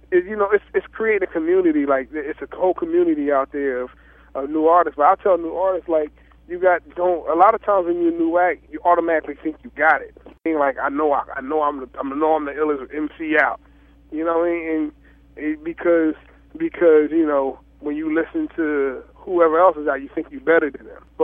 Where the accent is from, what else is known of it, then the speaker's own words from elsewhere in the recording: New Jersey, United States; I try to keep keep my mindset that I'm from Jersey, from South Jersey, from